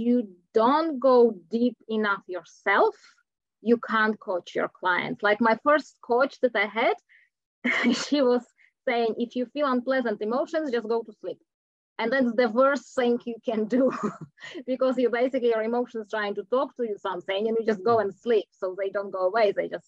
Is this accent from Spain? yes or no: no; Czechia; English is a second language; moved away as an adult; now in New Zealand; originally I'm from Czech Republic, but I've been living in New Zealand for the last 16 years.